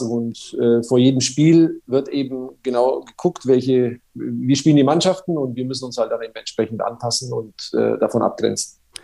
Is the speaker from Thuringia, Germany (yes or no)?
no; Nuremberg, Bavaria, Germany; accent: Franconian; ich bin ja in Nürnberg äh, quasi in der Haller-Wiese-Klinik geboren